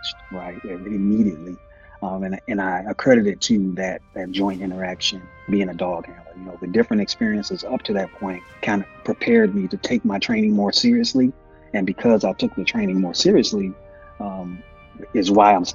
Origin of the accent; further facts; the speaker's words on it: Miami, Florida, United States; moved away as an adult; I'm originally from Miami, Florida